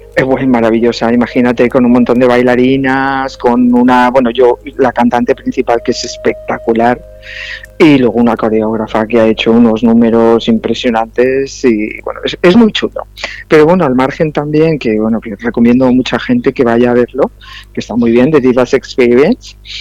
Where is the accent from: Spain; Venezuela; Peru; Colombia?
Spain; Valencian Community; yo soy más valenciana que las naranjas